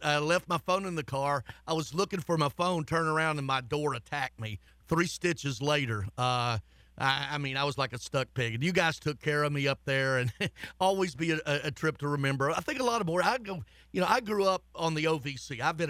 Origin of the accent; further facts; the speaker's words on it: Bowling Green, Kentucky, United States; And I'm from Bowling Green. My dad was a high school coach in Kentucky